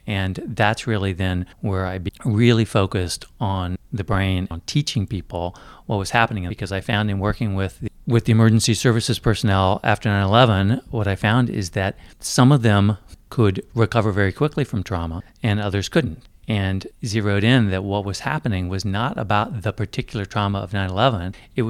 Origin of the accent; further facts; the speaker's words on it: Japan; So I grew up in Japan.